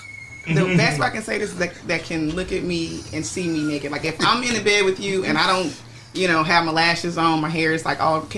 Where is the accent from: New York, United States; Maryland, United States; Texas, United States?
Texas, United States; moved away; I am from Texas, but I live here. But I'm going back to Texas, you know, a lot more now